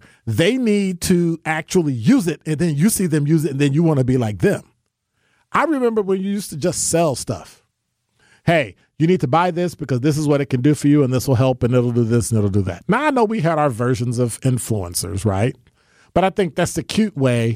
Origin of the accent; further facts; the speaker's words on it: United States; I'm a black American, African American